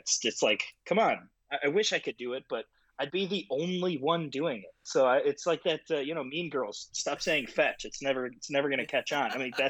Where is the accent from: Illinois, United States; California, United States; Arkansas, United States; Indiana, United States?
Illinois, United States; Chicago; suburban Chicago is where I grew up.